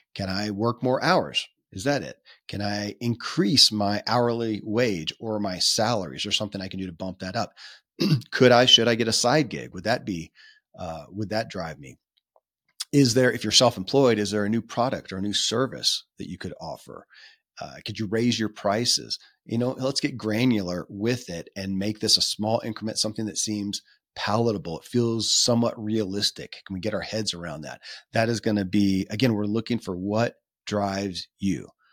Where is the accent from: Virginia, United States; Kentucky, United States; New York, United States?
Kentucky, United States; born or raised there